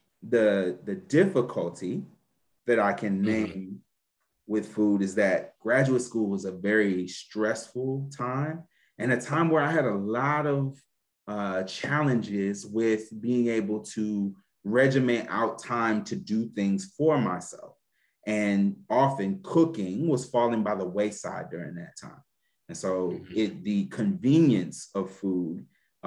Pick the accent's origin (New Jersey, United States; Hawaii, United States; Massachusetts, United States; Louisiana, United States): Louisiana, United States; I'm from Louisiana